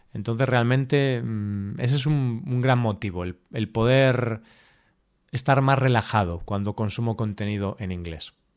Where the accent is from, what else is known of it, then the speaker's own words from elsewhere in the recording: Spain; accent: Spanish; hablando en inglés, con mi acento español